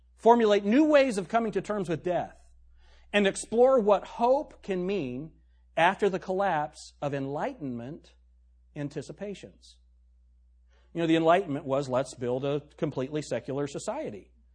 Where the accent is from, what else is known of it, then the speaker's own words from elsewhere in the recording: the North, United States; also born or lived in Tennessee; now in Shelby County, United States; I'm a Yankee